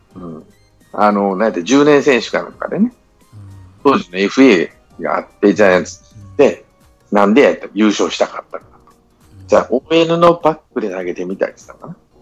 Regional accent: Mie, Japan; 地元が三重なんで

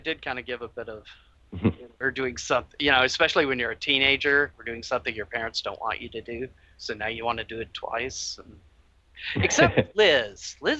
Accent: North Mississippi, United States; I grew up in North Mississippi, which was kind of the buckle of the Bible Belt.

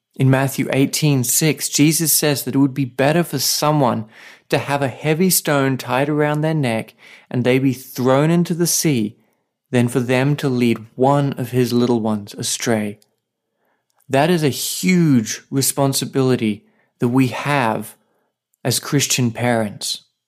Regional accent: Australia; now in Saipan, Northern Mariana Islands

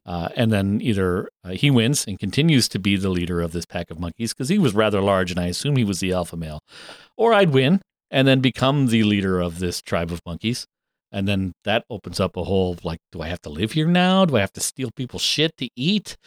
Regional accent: Canada; I'm a fucked up Canadian who doesn't watch hockey

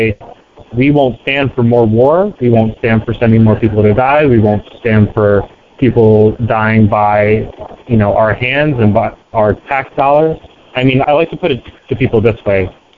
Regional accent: Baltimore, Maryland, United States; I'm from Baltimore.

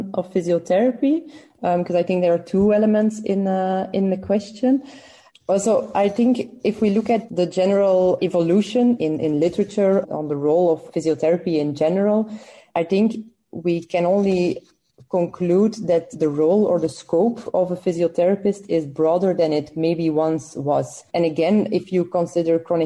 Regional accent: Belgium; I'm from Belgium

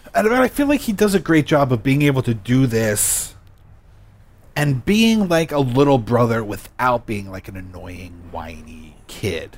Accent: United States; me as an American

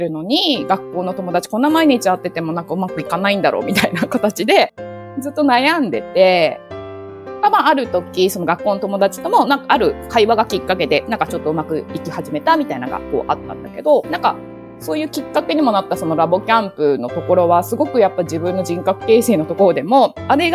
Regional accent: Kansai, Japan; moved away as an adult; also born or lived in Tokyo; 生まれも育ちも関西で、高校を卒業して、大学が東京だったので、その時に東京に来たって感じですね。

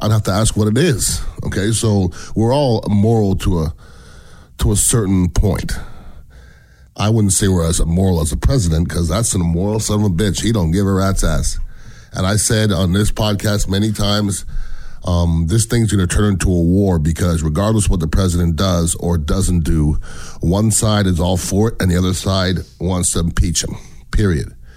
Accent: Canada; now in United States; I'm from Canada. Um, I'm an American citizen

